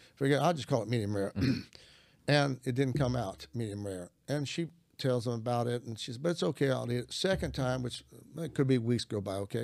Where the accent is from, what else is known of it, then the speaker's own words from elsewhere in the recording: Arkansas, United States; I'm from Arkansas. I'm a country boy.